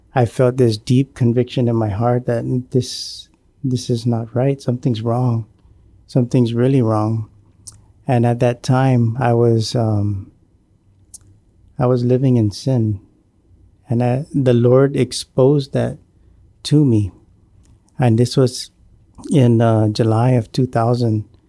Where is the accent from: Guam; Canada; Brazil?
Guam; Maina; I grew up in the village of Maina, and, uh, I was born and raised on Guam